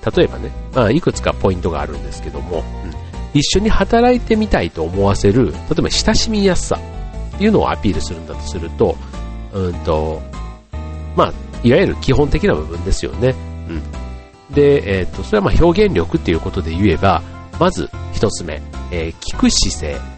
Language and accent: Japanese; Kansai, Japan; 僕も関西人